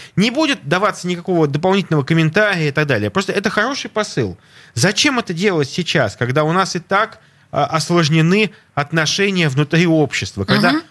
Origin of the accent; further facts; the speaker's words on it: Saint Petersburg, Russia; я петербуржец, я живу в Европе